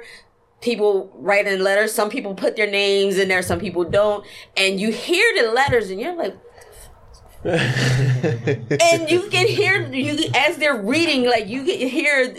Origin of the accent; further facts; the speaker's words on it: Philadelphia, Pennsylvania, United States; I'm from Southwest Philadelphia